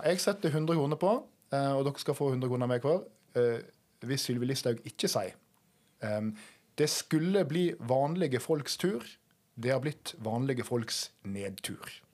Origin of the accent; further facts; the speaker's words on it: Norway; ganske nærme der jeg kommer fra